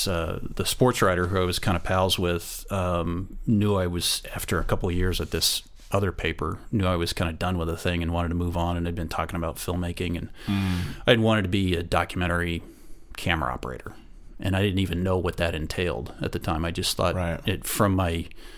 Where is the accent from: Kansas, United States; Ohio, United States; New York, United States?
Kansas, United States; no, I'm from Kansas. I was a newspaper photographer, and that was my sort of my supposed to be my profession.